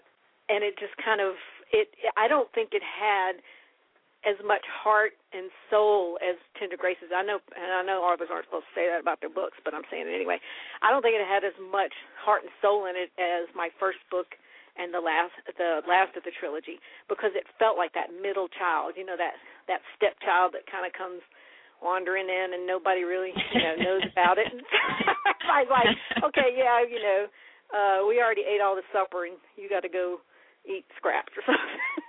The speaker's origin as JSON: {"language": "English", "region": "West Virginia", "country": "United States", "tie": "born there", "said": "I was born in West Virginia"}